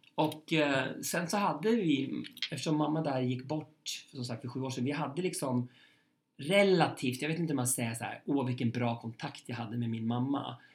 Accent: Köping, Västmanland, Sweden; moved away; mitt liv i Köping

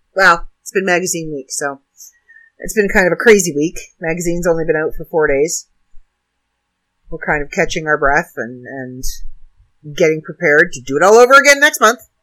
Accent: Canada; now in United States; not an American, I'm Canadian.

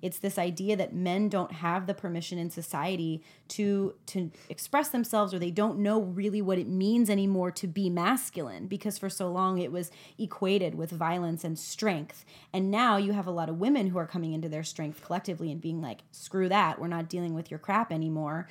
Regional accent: United States; as an American

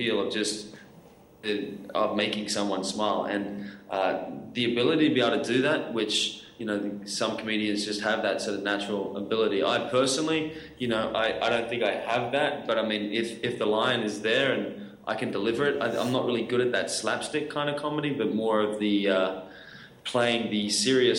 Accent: Australia; I am Australian

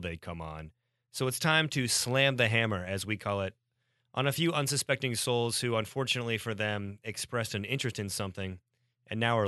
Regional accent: Cincinnati, Ohio, United States; I'm from Cincinnati

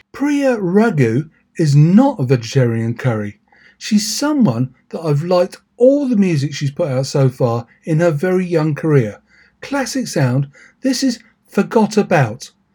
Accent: Milton Keynes, South East England, United Kingdom; MK is Milton Keynes, my hometown

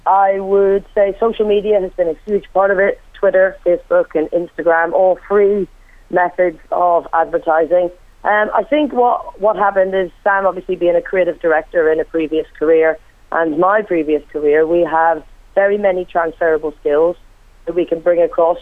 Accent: Ireland; moved away; also born or lived in Wales; me being Irish myself

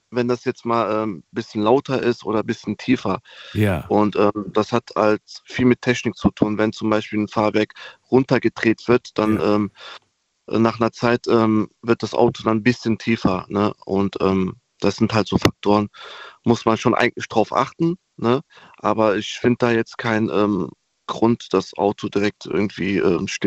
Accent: Koblenz, Rhineland-Palatinate, Germany; Hallo, ich bin aus Koblenz.

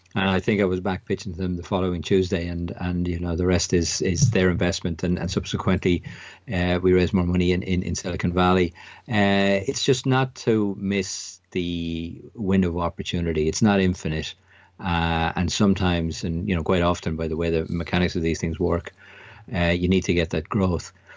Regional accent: an hour outside Dublin, Leinster, Ireland; I grew up in Southern Ireland, uh, about an hour outside Dublin.

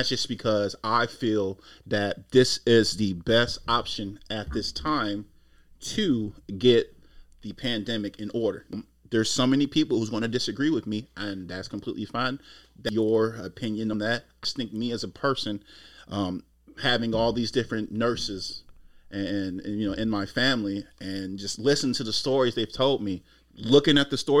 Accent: United States; as an American

